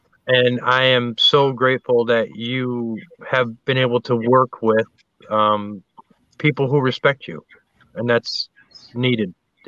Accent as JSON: {"language": "English", "region": "Wisconsin", "country": "United States", "said": "I'm from Wisconsin."}